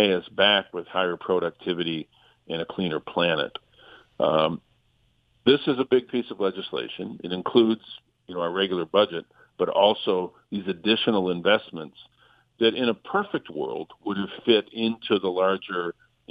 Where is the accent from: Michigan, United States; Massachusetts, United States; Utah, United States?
Michigan, United States; Flint; I represent Flint. I'm from Flint.